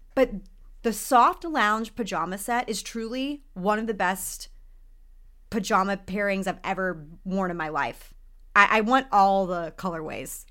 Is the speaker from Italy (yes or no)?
no; Texas, United States; now in Los Angeles, United States; I grew up in Texas